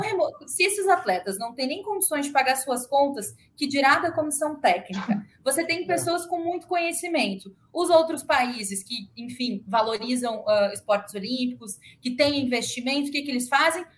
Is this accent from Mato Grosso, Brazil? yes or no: no; Rio Grande do Sul, Brazil; sou do sul, sou gaúcha